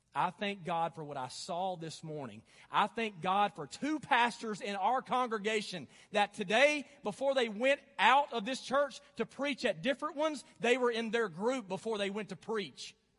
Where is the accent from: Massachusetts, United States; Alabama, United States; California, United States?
Alabama, United States; North; Growing up in the South and North Alabama